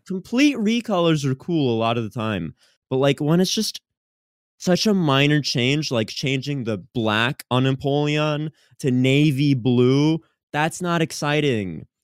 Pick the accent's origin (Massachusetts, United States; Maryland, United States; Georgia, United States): Massachusetts, United States; Boston; I'm from Boston